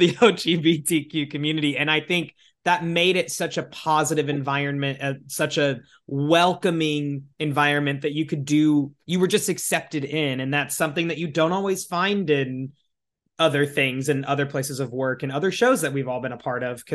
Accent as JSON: {"language": "English", "region": "Iowa", "country": "United States", "tie": "born or raised there", "said": "my home state of Iowa"}